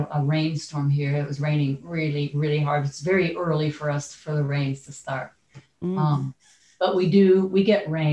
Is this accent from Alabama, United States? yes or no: no; Detroit, Michigan, United States; I'm from Detroit